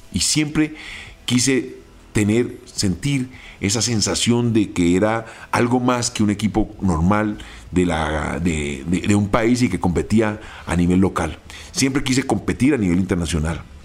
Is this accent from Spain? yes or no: no; Colombia; nosotros como colombianos